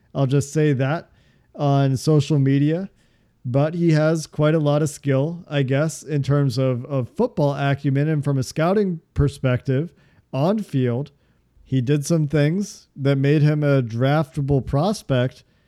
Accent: outside of Chicago, Illinois, United States; I was born outside of Chicago, spent a lot of time outside of Chicago for, for school

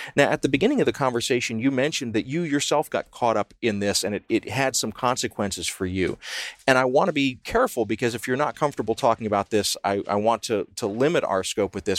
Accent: the South, United States; I grew up in the South

